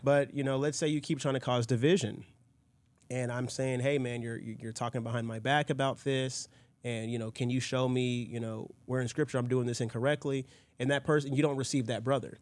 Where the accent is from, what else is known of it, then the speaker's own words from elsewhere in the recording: United States; I grew up in a Presbyterian church in America because of family